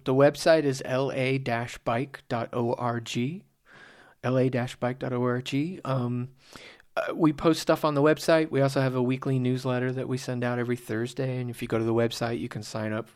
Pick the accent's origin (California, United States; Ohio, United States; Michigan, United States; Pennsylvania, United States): California, United States; Simi Valley; growing up in Simi Valley